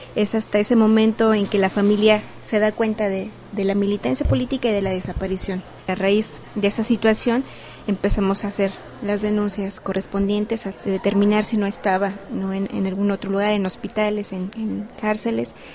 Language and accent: Spanish; Chihuahua, Mexico; de la ciudad de Chihuahua